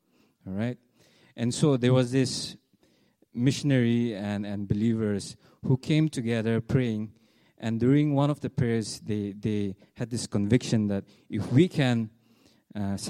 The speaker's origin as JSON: {"language": "English", "region": "Nagaland", "country": "India", "said": "we are from India, northeastern part of India. It's a place called Nagaland"}